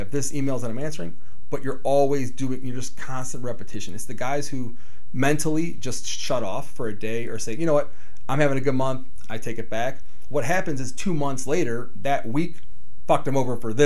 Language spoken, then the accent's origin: English; Cleveland, Ohio, United States; also born or lived in Puerto Rico / South Euclid; I was born in Puerto Rico. My mom moved to Cleveland, Ohio, out of all places in the country. Moved to Cleveland, Ohio. Her family was here. She was born and raised here. So I was 2 years old.